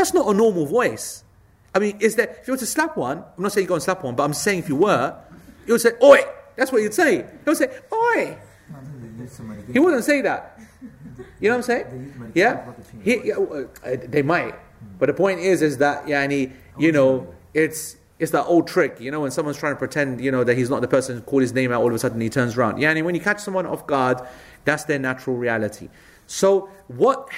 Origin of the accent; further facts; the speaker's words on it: Ilford, London, United Kingdom; I was brought up on Ilford Bloody Lane